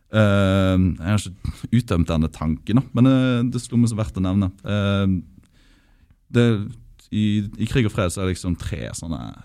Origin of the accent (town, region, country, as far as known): Norway